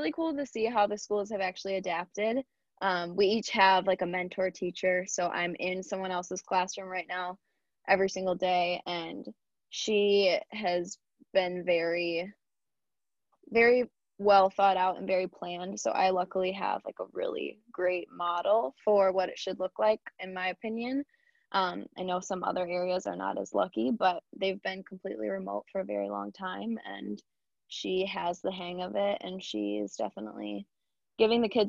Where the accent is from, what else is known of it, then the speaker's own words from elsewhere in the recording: Sterling Heights, Michigan, United States; also born or lived in Ann Arbor, Michigan; I grew up in Sterling Heights, which is very close by.